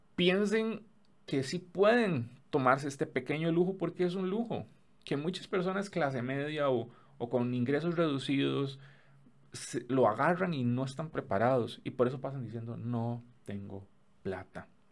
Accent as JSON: {"language": "Spanish", "country": "Costa Rica", "said": "en mi país, en Costa Rica"}